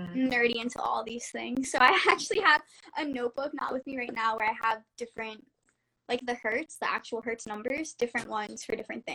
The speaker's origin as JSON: {"language": "English", "region": "Florida", "country": "United States", "moved": "yes", "lives_now": "California, United States", "said": "I'm from Florida"}